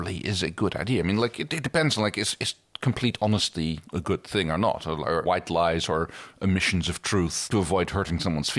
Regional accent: Netherlands

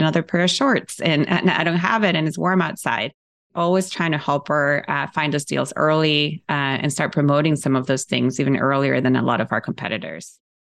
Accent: Ecuador; moved away; I grew up in South America

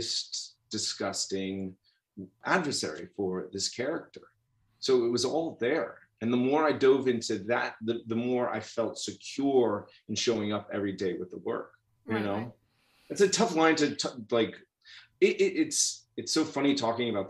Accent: New York City, New York, United States; I grew up in New York City in Queens

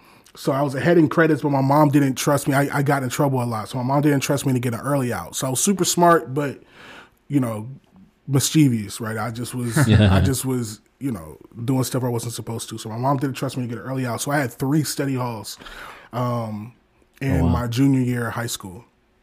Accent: Detroit, Michigan, United States; now in Omaha, United States; I'm originally from Detroit, Michigan. I live in Omaha, Nebraska now.

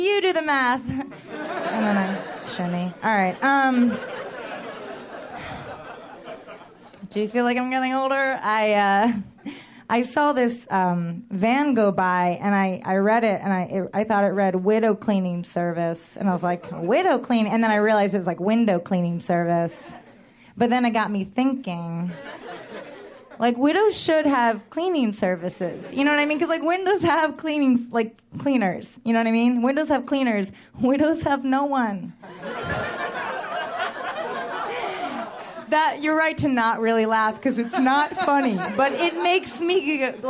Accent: New York, United States; I am a New Yorker

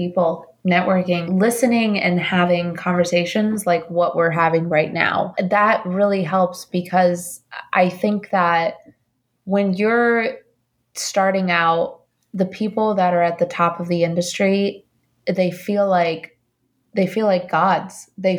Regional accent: Colombia; now in United States; You know, I don't come from money. I'm an immigrant from Colombia.

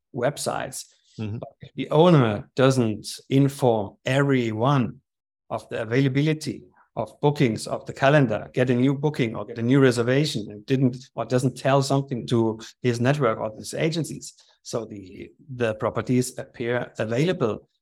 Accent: Germany; moved away as an adult; also born or lived in Slovakia / Vienna, Austria / Ibiza, Spain; now in Austria; I was born in Germany, grew up there

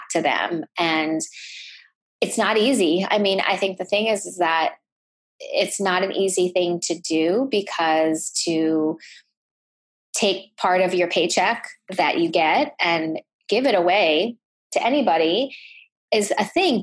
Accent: United States; my parents are from Thailand and I was born in the States. And so having grown up with an Asian background and with immigrant parents

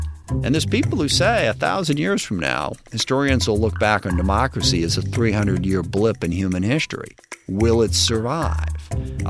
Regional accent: SeaTac, Washington, United States; my connection to the community I grew up in SeaTac.

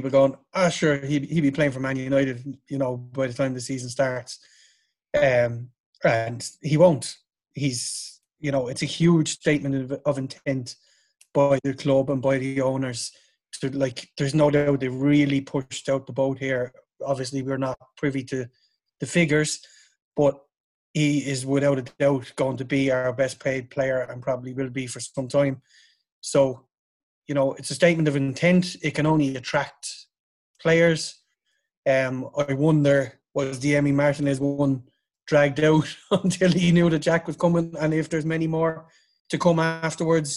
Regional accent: Ireland; Us being Irish

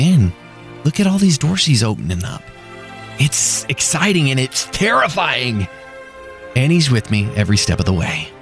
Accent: DeSoto, United States; moved away; also born or lived in Colorado; I grew up in DeSoto

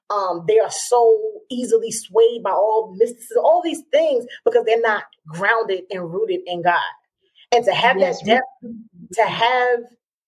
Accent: Georgia, United States; I was raised in Georgia

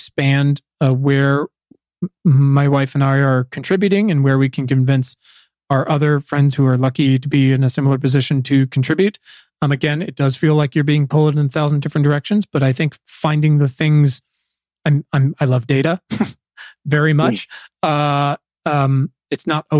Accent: Virginia, United States; moved away as an adult; now in Los Angeles, United States; I come from Virginia, and my town is fairly well to do in parts, but in parts isn't. My schools were 60-70% African American

